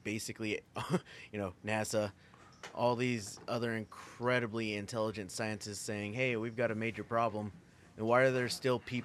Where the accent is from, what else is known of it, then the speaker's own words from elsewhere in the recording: United States; I'm American